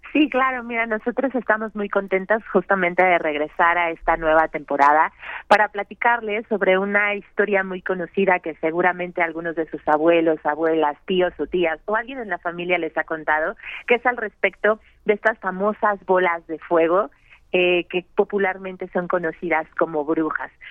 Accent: Mexico; nos conforman a todos como mexicanos

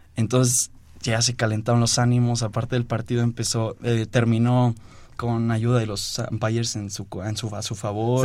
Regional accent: Oaxaca, Mexico; now in Mexico City, Mexico; yo nací aquí en la Ciudad de México, pero desde muy chiquito me fui a Oaxaca. Desde los dos años me fui a Oaxaca.

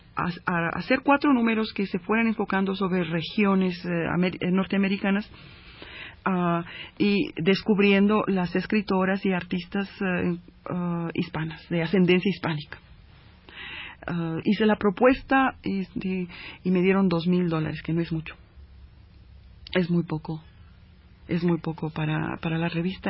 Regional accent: Chicago, Illinois, United States; also born or lived in Coahuila, Mexico; yo como ah, chicana ah, criada en, Chicago, eh, originaria de Coahuila

